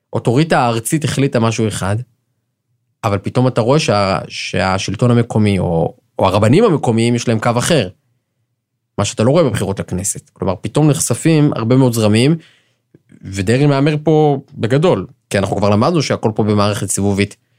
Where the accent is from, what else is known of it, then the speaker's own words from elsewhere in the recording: Jerusalem, Jerusalem District, Israel; אני ירושלמי, שאינו חרדי